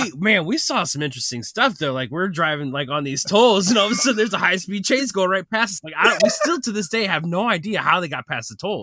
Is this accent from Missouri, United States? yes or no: yes; St. Louis, Missouri, United States; Obviously, we are from St. Louis, and so to get to Grand Rapids was a little bit of a trek.